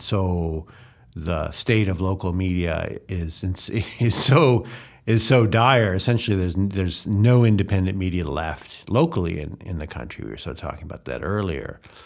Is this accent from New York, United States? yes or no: no; Evanston, Illinois, United States; moved away as an adult; now in Hungary; I grew up in Chicago. I grew up in Chica, uh, suburb of Chicago, Evanston